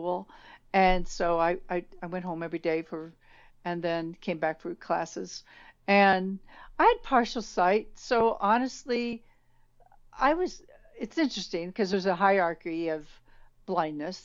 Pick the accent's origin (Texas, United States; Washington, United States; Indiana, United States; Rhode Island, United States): Indiana, United States; Indianapolis; I was born in Indianapolis, Indiana, 1953